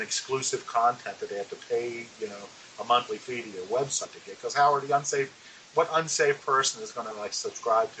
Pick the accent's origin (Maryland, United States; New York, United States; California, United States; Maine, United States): Maryland, United States; Baltimore; I was born and raised in Baltimore, Maryland, a child of the 60s